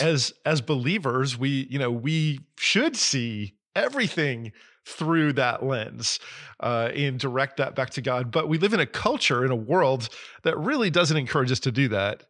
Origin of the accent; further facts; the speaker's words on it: New Jersey, United States; moved away; I grew up in New Jersey